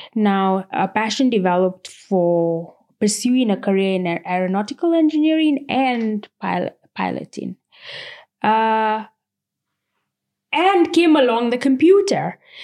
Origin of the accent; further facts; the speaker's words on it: Nairobi, Kenya; I grew up and was born, uh, in actually South Sea